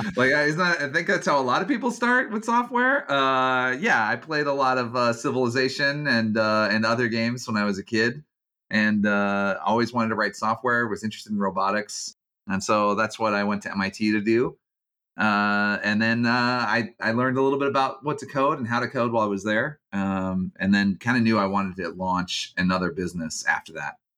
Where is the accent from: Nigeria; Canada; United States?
United States; Georgia; moved away as an adult; I grew up in Georgia